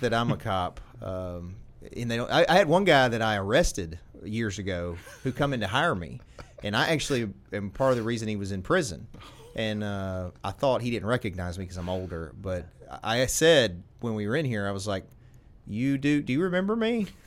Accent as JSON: {"language": "English", "country": "United States", "tie": "born or raised there", "said": "So I've always lived"}